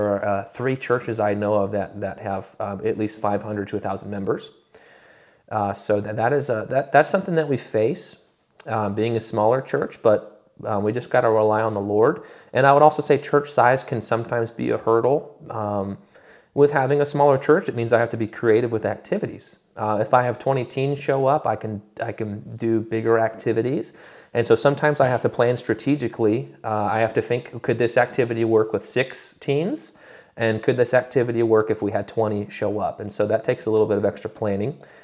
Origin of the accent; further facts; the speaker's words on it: Michigan, United States; now in Roanoke, United States; I'm originally from Michigan.